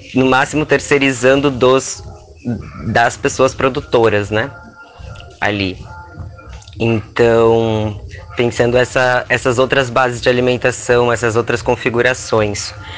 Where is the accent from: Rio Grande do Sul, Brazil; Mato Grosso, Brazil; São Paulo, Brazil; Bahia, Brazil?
Rio Grande do Sul, Brazil; eu sou uma pessoa que eu nasci no sul, nasci no Rio Grande do Sul